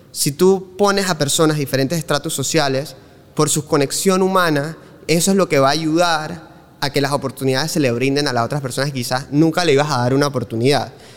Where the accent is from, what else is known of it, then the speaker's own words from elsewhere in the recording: Panama City, Panama; moved away as an adult; mi vida en Panamá, mis primeros 18 años de vida, o sea que yo viví aquí toda mi vida